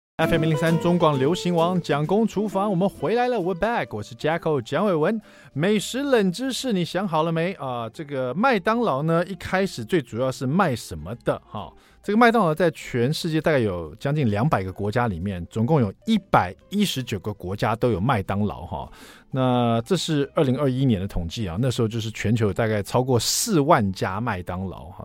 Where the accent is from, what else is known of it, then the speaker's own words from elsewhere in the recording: Taiwan; 我们台湾人